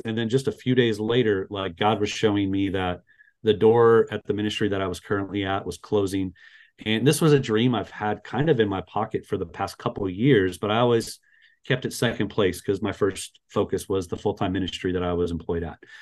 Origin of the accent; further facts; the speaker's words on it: Las Vegas, Nevada, United States; also born or lived in Florida; I'm from Las Vegas, Nevada, uh, born and raised